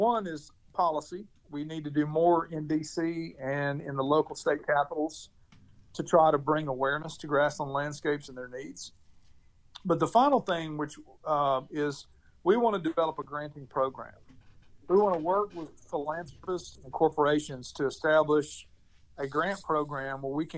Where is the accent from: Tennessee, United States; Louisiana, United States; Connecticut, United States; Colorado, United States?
Tennessee, United States; Clarksville; my hometown of Clarksville, Tennessee